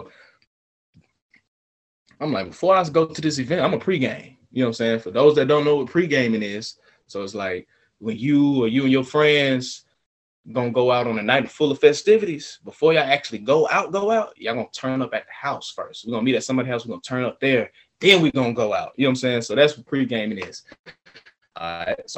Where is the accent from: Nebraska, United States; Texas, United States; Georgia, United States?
Georgia, United States; Atlanta; also born or lived in Beijing, China; I'm from Atlanta